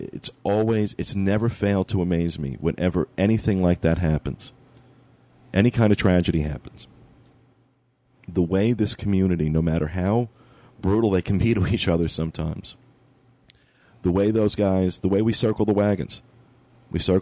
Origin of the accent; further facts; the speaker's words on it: New York, United States; being from the Northeast, being a New Yorker